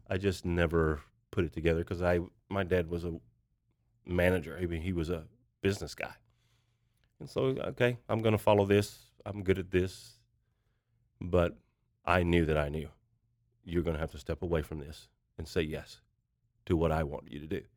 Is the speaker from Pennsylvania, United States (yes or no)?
no; Kentucky, United States; moved away as an adult; now in Tulsa, United States; I grew up in a small town in Kentucky, about nine hundred people